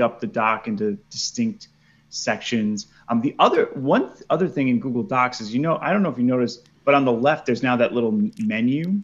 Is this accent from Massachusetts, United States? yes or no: no; New York, United States; moved away as an adult; also born or lived in Philadelphia, Pennsylvania; now in Hillsborough, North Carolina, United States; I'm originally from New York